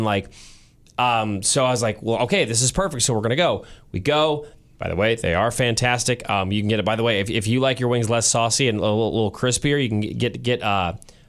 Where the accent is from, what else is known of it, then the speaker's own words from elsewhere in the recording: St. Louis, Missouri, United States; moved away as an adult; now in Kansas City, United States; Growing up in St. Louis